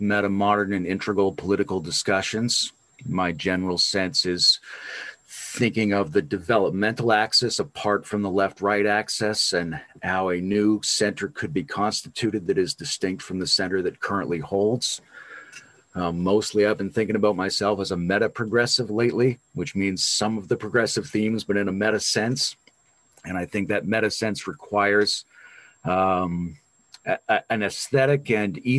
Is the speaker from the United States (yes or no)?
no; Canada; I'm Canadian